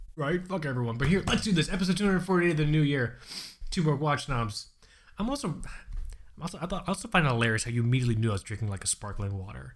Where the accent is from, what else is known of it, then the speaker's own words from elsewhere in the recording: Fort Lauderdale, Florida, United States; I'm from Florida